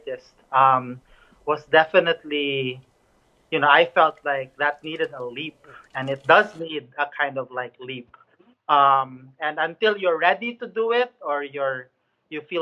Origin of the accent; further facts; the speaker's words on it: Cebu City, Central Visayas, Philippines; I grew up in Cebu City, which is in the central part of the Philippines